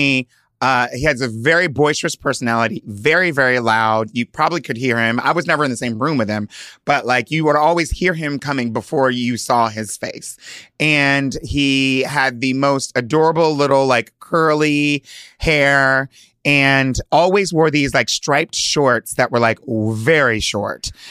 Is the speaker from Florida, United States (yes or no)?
no; Hershey, Pennsylvania, United States; also born or lived in Delaware; I was born in Hershey, Pennsylvania, and grew up basically going back and forth between Delaware and Pennsylvania